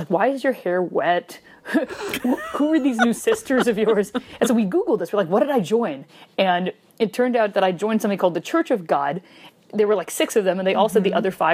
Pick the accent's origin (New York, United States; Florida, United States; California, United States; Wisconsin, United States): Wisconsin, United States; moved away